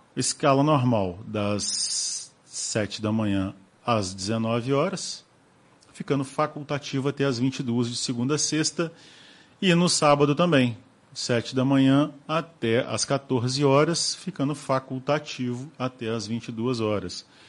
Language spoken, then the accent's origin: Portuguese; Rio de Janeiro, Brazil; moved away as an adult; now in Cataguases, Brazil; eu era criança quando saí do Rio